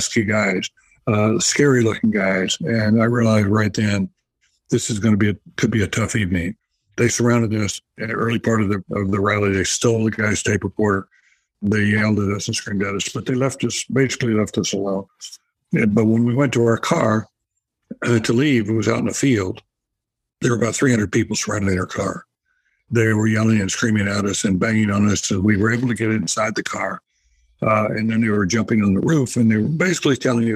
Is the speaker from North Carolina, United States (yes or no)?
yes; North Carolina, United States; moved away; my home state of North Carolina. I grew up in the South